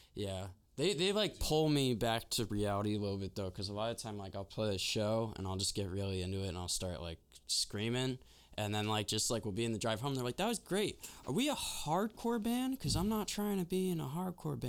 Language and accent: English; Westchester, New York, United States; moved away as an adult; now in Oberlin, United States; I'm from Westchester